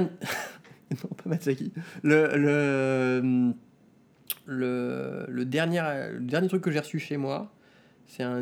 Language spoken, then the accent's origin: French; France; moved away as an adult; now in Tokyo, Japan; je suis arrivé en, euh, donc de France à Tokyo euh, en 2007.